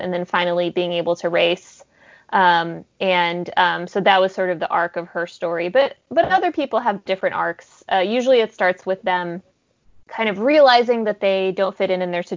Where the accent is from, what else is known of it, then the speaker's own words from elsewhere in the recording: West Texas, United States; also born or lived in Soviet Union; I'm a refugee from the Soviet Union, and I grew up in West Texas.